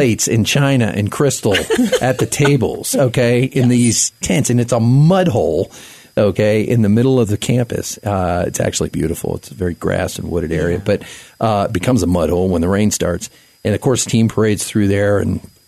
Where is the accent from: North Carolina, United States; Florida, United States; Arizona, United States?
Florida, United States; South; moved away; I grew up in South Florida